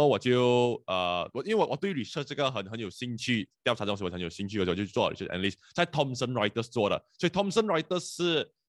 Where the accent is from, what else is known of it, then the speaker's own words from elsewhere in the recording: Penang, Malaysia; 然后你知道我是槟城人来的，所以槟城人特别不喜欢来 KL 做工的。